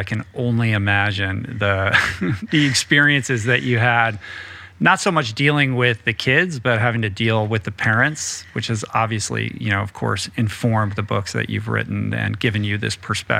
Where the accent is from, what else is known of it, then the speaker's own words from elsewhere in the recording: East Coast, United States; Like, I grew up on the East Coast and, you know, was reared in a kind of checklist household